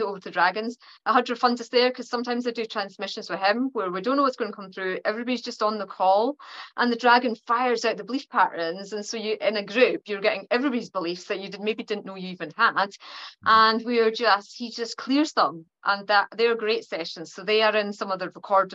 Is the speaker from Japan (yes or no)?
no; Perthshire, Scotland, United Kingdom; accent: Scottish; my Scottish accent is actually quite mild because I'm from Perthshire, which is the middle of Scotland